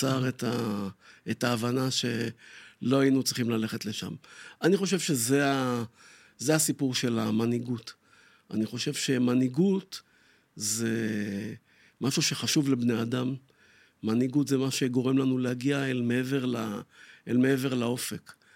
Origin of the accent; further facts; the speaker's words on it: Tel Aviv, Tel Aviv District, Israel; אני גדלתי פה לא רחוק, בשכונת שפירא